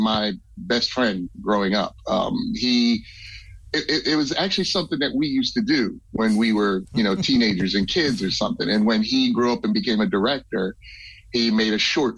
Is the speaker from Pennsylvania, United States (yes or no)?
yes; Philadelphia, Pennsylvania, United States; We're all from Philadelphia.